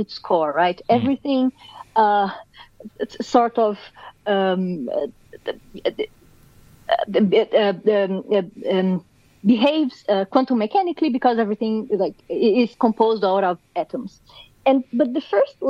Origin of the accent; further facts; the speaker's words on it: Brazil; accent: Brazilian; moved away; I'm born and raised in Brazil